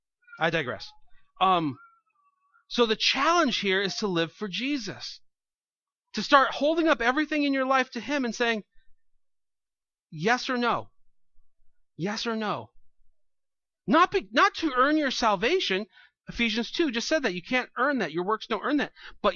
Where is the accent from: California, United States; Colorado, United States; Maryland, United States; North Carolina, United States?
California, United States; now in New York, United States; I don't know if it's just New York or something, upstate New York, because I come from California, and people swear there too, but here it's like a religion.